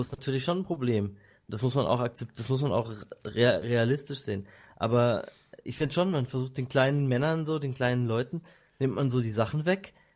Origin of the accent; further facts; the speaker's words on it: Bad Säckingen, Baden-Württemberg, Germany; ich wurde in Säckingen geboren, nicht in Waldshut.